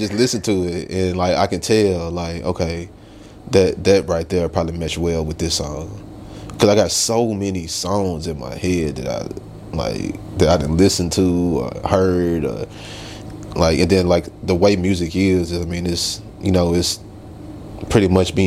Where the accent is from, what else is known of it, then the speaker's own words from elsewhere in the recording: Little Rock, Arkansas, United States; I'm from Little Rock, Arkansas